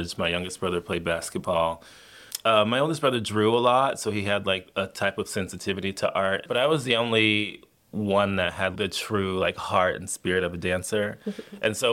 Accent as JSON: {"language": "English", "town": "Miami", "region": "Florida", "country": "United States", "said": "I'm originally from Miami, Florida."}